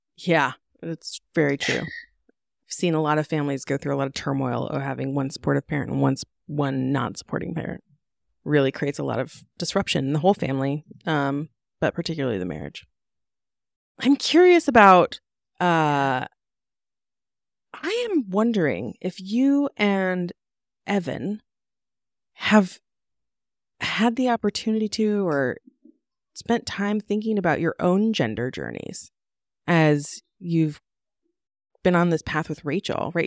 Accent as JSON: {"language": "English", "country": "United States", "tie": "born or raised there", "said": "I grew up in Washington"}